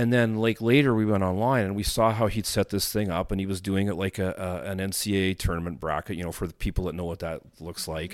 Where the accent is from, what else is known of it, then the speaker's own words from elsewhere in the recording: Winnipeg, Manitoba, Canada; I was born in Winnipeg, and I grew up, you know, of course, most of my early, you know, preschool years in Winnipeg